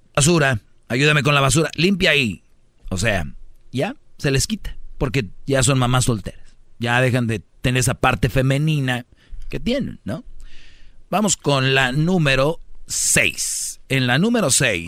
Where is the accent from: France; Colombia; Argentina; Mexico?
Mexico; Monterrey, Nuevo León; Soy de Monterrey